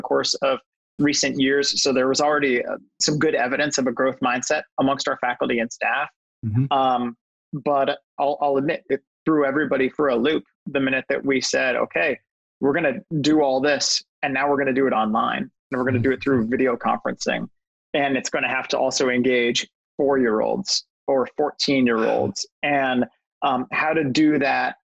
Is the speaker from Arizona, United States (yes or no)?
yes; Phoenix, Arizona, United States; moved away as an adult; At a school called Phoenix Country Day School in Phoenix, Arizona, which is my hometown